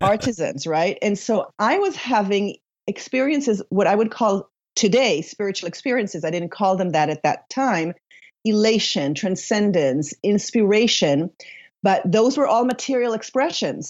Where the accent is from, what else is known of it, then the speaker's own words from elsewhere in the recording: Israel; also born or lived in Paris, France / Sweden / United States; now in Sonoma County, United States; I was born and raised in Israel to an Israeli Polish father and a Swedish mother.